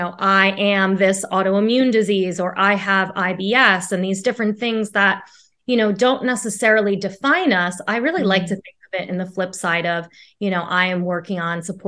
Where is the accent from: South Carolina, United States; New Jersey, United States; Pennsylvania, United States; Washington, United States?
New Jersey, United States; Jersey Shore; moved away as an adult; now in New York City, United States; I'm originally from the Jersey Shore, so not too far from friends and family, but have lived in New York City for about 5 years